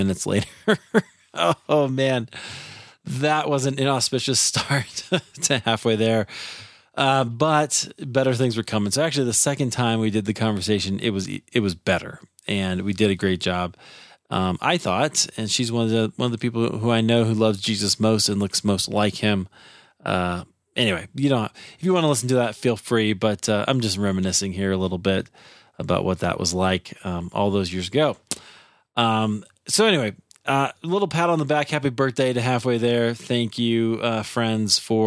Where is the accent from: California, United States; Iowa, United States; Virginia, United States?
Iowa, United States; Des Moines; I grew up in Iowa, in Des Moines.